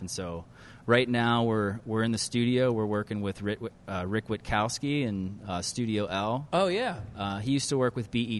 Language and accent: English; Nanty Glo, Pennsylvania, United States; moved away as an adult; now in Pittsburgh, United States; I am from Central Pennsylvania